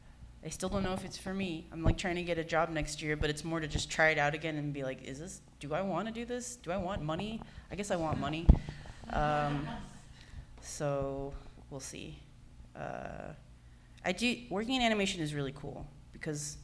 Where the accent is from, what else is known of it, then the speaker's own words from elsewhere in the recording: San Jose, California, United States; moved away as an adult; also born or lived in Berkeley / Oakland / San Francisco; now in Los Angeles, United States; I'm a Bay Area native. You know, I grew up in San Jose